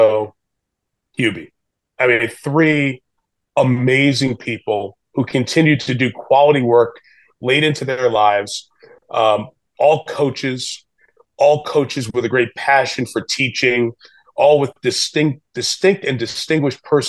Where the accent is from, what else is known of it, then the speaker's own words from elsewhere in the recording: Ann Arbor, Michigan, United States; that's my hometown, Ann Arbor